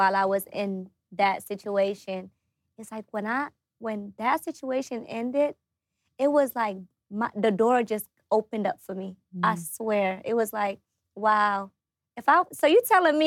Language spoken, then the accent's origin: English; Atlanta, Georgia, United States; also born or lived in Africa; I came here at a young age. I think I was 10 when I first came here